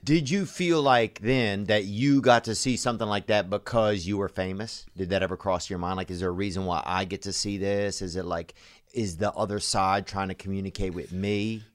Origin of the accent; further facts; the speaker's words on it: Louisiana, United States; I'm from Louisiana